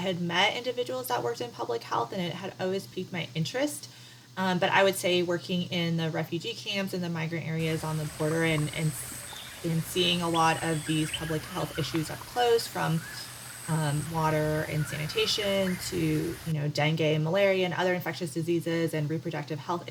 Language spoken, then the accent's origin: English; Seattle, Washington, United States; moved away as an adult; also born or lived in Thailand-Myanmar border; now in Atlanta, United States; I am originally from Seattle